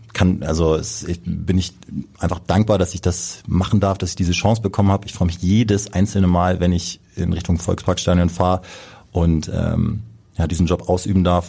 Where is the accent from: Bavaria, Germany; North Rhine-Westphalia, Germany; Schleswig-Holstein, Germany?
Schleswig-Holstein, Germany; Kiel; moved away as an adult; now in Hamburg, Germany; Also ich komme ursprünglich aus Kiel, gebürtiger Kieler und bin dort groß geworden